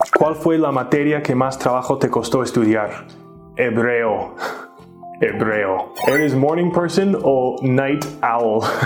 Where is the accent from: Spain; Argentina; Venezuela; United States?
United States; Minnesota; now in Mexico; Soy de Minnesota, Estados Unidos